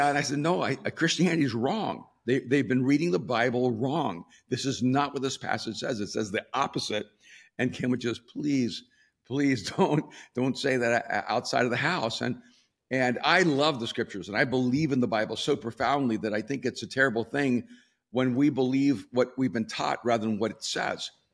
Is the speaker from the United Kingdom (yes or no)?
no; El Salvador; also born or lived in New York / Miami; now in Los Angeles, United States; I'm from El Salvador, lived in New York and Miami.